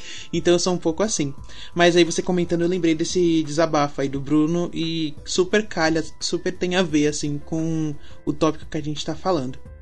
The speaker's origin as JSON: {"language": "Portuguese", "area": "ABC", "region": "São Paulo", "country": "Brazil", "said": "eu moro longe, eu sou do ABC."}